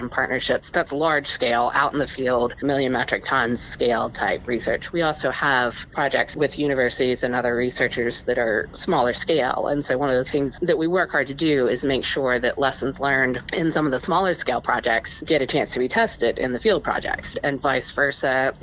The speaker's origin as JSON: {"language": "English", "region": "West Virginia", "country": "United States", "tie": "born or raised there", "said": "born and raised in West Virginia, and it is definitely a very coal-centric and fossil fuel-focused state and region"}